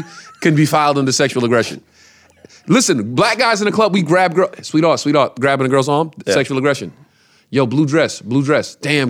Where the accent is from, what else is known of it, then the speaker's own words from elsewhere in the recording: Brooklyn, New York, United States; We grew up on Decatur Street in Brooklyn.